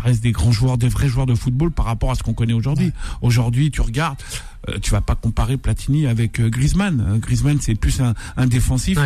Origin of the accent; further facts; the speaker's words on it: Algeria; je suis algérien